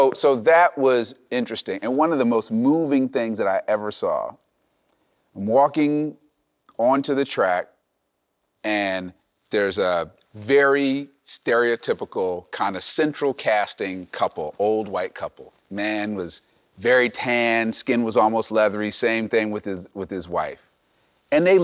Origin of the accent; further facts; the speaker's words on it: New Jersey, United States; growing up in New Jersey